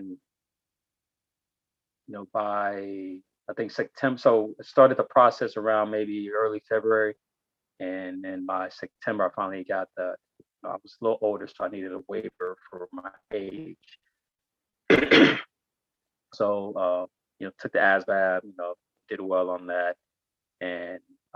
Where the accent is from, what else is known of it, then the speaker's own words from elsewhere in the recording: Inglewood, California, United States; also born or lived in Ibadan, Nigeria / New York / Las Vegas; I spent my elementary school years, junior high school years, and my high school years in the city of Inglewood, California